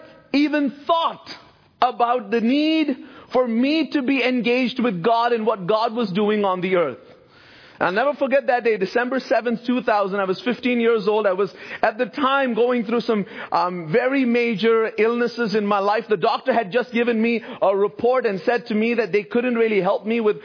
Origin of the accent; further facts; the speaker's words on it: Bahrain; I grew up in a Christian home in the Middle East. My parents are originally from India, but I grew up in Bahrain.